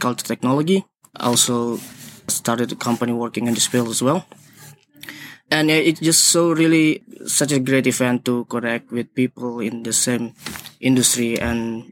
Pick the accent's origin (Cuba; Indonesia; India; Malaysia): Indonesia; now in Singapore; I'm from Indonesia, but currently living in Singapore.